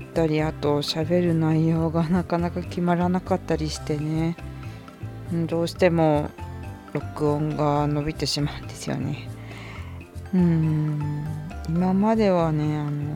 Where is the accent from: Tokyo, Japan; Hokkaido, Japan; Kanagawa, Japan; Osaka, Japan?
Hokkaido, Japan; 生まれも育ちも北海道なんですけど